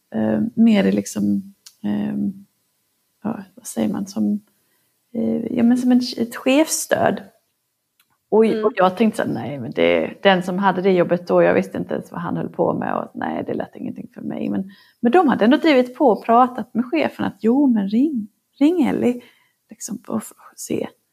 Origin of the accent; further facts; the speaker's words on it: Norrland, Sweden; moved away; Jag är uppvuxen i Norrland